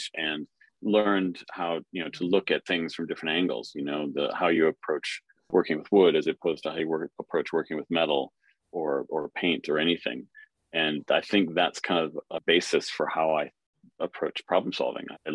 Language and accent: English; Cold Spring, Minnesota, United States; now in London, United Kingdom; I grew up in a tiny little town in central Minnesota in the US called Cold Spring.